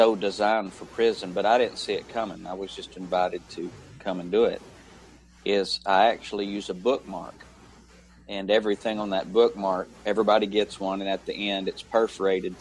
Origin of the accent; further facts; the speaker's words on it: Tennessee, United States; I'm from Tennessee